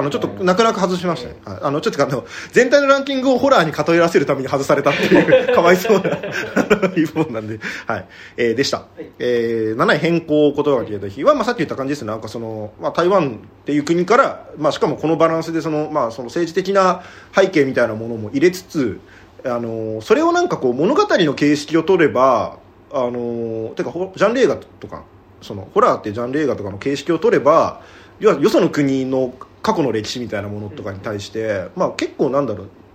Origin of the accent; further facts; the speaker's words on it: Hokkaido, Japan; moved away; 僕その地元北海道に帰りばまあ牛とかいますけど